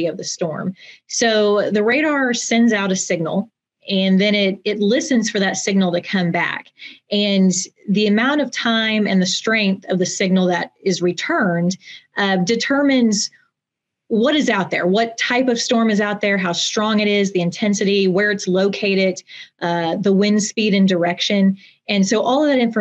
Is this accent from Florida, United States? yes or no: no; Norman, Oklahoma, United States; I'm from Norman, born and raised, and went to the University of Oklahoma.